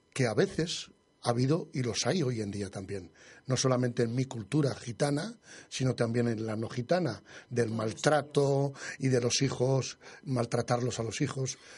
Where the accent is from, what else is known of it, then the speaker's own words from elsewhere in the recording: Madrid, Community of Madrid, Spain; moved away; yo, soy madrileño